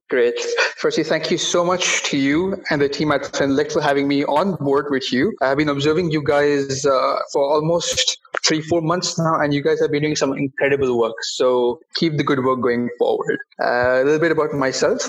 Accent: Bahrain; in my home country of Bahrain

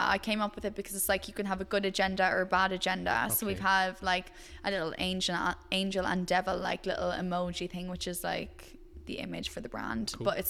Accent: Ireland; I am Irish

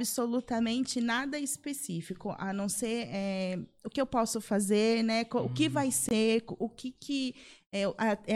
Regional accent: São José dos Campos, São Paulo, Brazil; Sou, sou de São José, daqui mesmo.

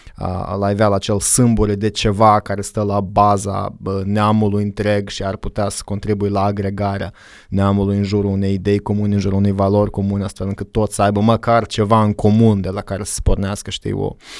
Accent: Moldova; also born or lived in Iași, Romania / United States; m-am întors în Moldova

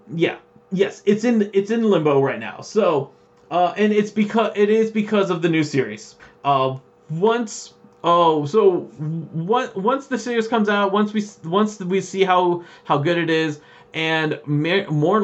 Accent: Canada; We're from Canada

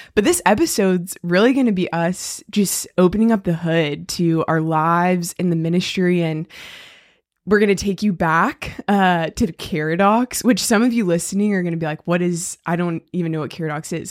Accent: Weddington, North Carolina, United States; we are both from Weddington, which is a small town outside of Charlotte, and I guess we were in elementary school together

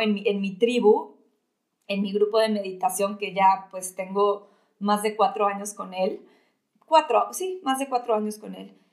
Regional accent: Mexico City, Mexico; yo también soy de la Ciudad de México, pero, pero tengo aquí a, a mi familia

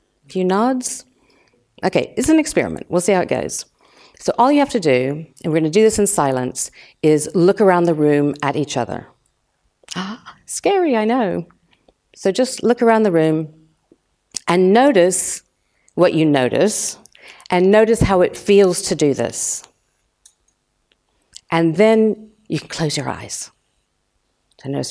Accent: United States; moved away as an adult; now in London, United Kingdom; I'm American, and I just landed in London about 30, it was actually 31 years ago

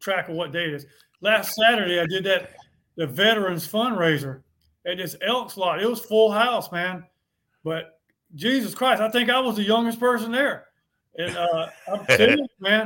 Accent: Bennettsville, South Carolina, United States; moved away; I went to high school there. I grew up there.

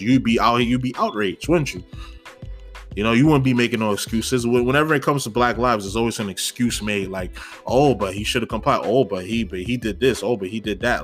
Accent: New York, United States; as a New Yorker

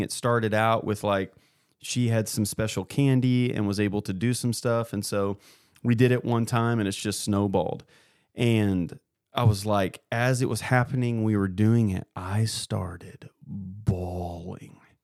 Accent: Columbia, Missouri, United States; I grew up in Columbia

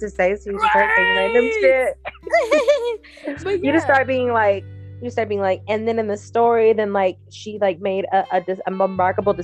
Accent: the South, United States; also born or lived in Louisiana (family) / Mississippi; I grew up in the South

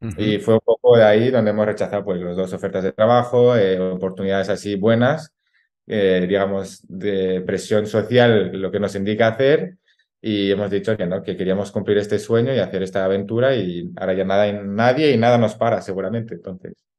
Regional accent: La Alberca, Castile and León, Spain; es el de mi pueblo

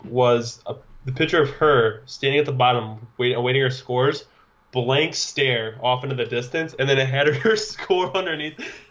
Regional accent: United States; I'm American

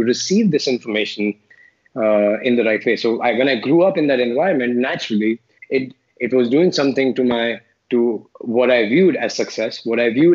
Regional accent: Delhi, India; moved away as an adult; also born or lived in Chandigarh / Mumbai / Philippines / Kuala Lumpur; I grew up in Delhi

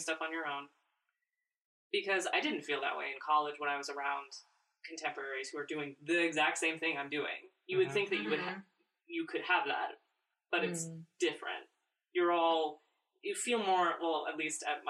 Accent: Nebraska, United States; moved away; I grew up in Nebraska

